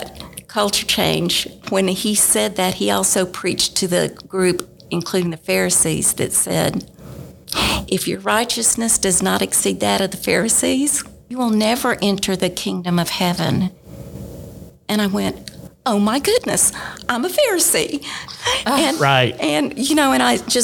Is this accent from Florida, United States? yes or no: no; Dallas, Texas, United States; moved away as an adult; I actually grew up in Dallas, Texas, Southern Baptist, in a Southern Baptist home